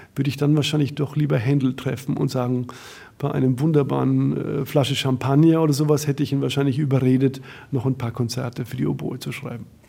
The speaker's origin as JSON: {"language": "German", "town": "Bamberg", "region": "Bavaria", "country": "Germany", "tie": "born or raised there", "moved": "as an adult", "lives_now": "Berlin, Germany", "said": "aus meiner Heimat, aus Bamberg"}